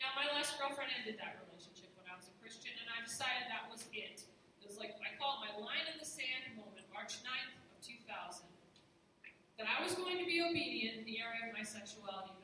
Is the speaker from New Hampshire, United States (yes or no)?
yes; New Hampshire, United States; I'm from New Hampshire